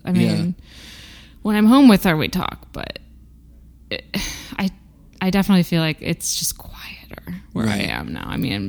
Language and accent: English; Peoria, Illinois, United States; now in Massachusetts, United States; I didn't grow up in a city. I grew up in Illinois.